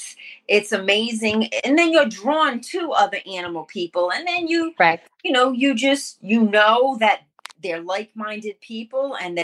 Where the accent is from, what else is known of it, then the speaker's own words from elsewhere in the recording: Rhode Island, United States; moved away as an adult; now in Tennessee, United States; I am originally from Rhode Island.